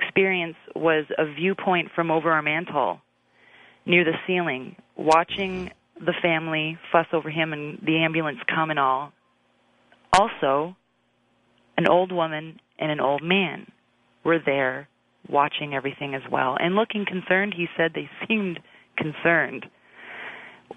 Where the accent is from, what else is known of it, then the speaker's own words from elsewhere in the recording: Brampton, Ontario, Canada; now in Toronto, Canada; a house I grew up in Brampton.